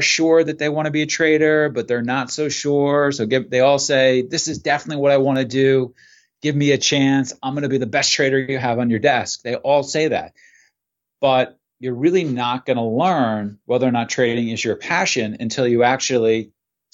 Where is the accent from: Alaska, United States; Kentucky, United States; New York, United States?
New York, United States; Port Jefferson; also born or lived in Connecticut; I grew up in Port Jefferson, New York, which is a small town in Long Island.